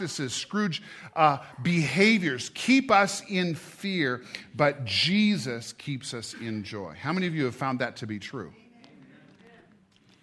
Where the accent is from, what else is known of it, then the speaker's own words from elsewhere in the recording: United States; I'm an American